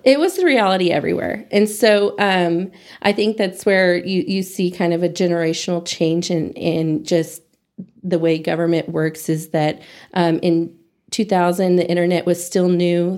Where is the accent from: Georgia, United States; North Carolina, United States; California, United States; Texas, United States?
Texas, United States; Amarillo; now in Hereford, United States; I'm born and raised in Amarillo